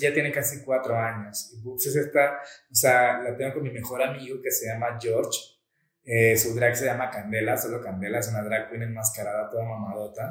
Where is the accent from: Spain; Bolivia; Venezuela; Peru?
Venezuela; also born or lived in Colombia; now in Mexico City, Mexico; yo soy nacido en Colombia y criado en Venezuela